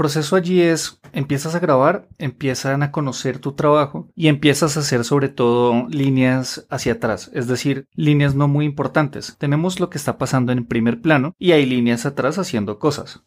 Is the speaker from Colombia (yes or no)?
yes; Colombia; en Colombia, específicamente en Bogotá, tenemos un doblaje fuerte